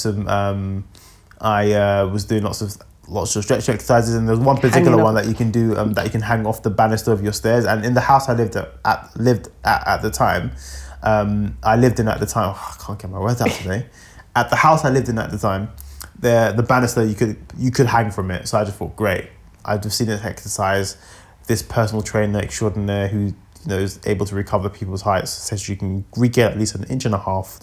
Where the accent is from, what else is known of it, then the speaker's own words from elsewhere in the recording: London, United Kingdom; I am a Londoner too